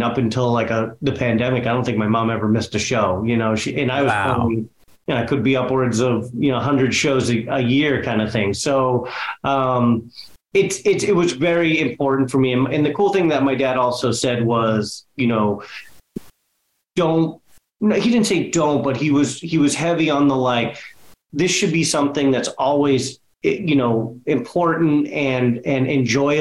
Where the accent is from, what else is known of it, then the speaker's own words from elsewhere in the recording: Boston, Massachusetts, United States; I grew up in West Roxbury, actually in West Roxbury now